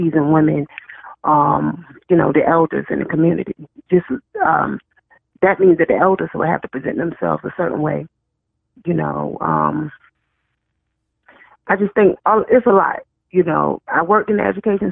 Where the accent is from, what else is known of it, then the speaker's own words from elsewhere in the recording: Chesapeake, Virginia, United States; where I come from Virginia, a place called Chesapeake, Virginia, we had home economics